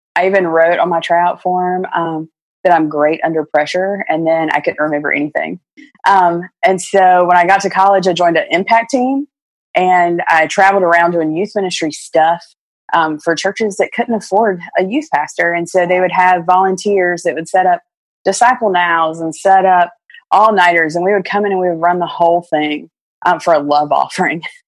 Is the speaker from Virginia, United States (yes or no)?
yes; Virginia, United States; growing up in Virginia